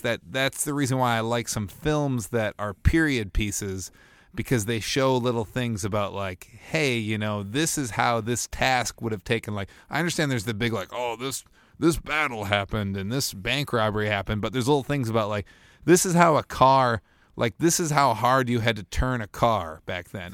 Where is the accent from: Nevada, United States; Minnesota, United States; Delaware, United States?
Minnesota, United States; Bloomington; also born or lived in Winona; Bloomington, Minnesota, my hometown.